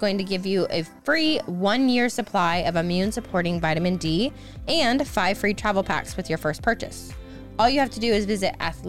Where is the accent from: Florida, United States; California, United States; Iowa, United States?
Iowa, United States; We're both Midwesterners. I'm from Iowa